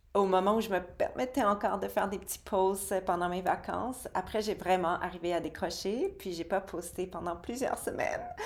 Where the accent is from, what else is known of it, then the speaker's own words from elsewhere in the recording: Quebec, Canada; ma terre natale, au Québec